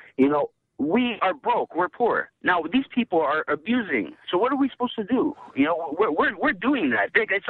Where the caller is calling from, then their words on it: Toronto, Ontario, Canada; I'm calling from Toronto